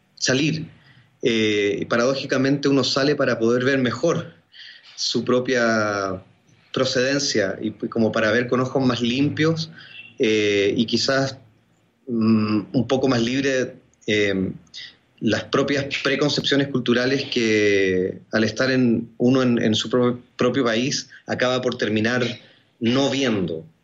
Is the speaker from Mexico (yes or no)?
no; Chile; also born or lived in Argentina; Yo nací en Argentina, pero soy chileno. Viví un año y medio en Argentina y luego crecí en Chile